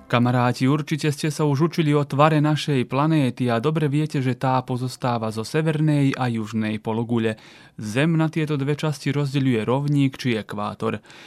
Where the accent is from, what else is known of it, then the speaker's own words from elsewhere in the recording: Lug, Vojvodina, Serbia; Ja som z Lúgu.